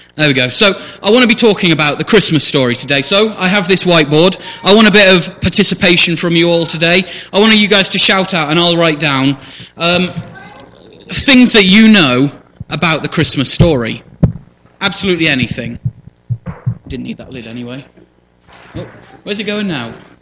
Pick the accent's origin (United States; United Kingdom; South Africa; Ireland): United Kingdom; Shipston-on-Stour, West Midlands; also born or lived in Leamington Spa; born right here in Royal Leamington Spa, grew up on a farm outside on the far side of Ships Stour.